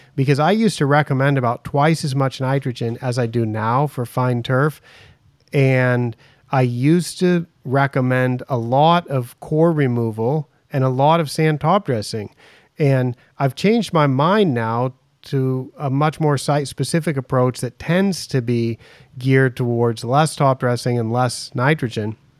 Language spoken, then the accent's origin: English; United States; now in Thailand; I'm American, I'm, I'm in Thailand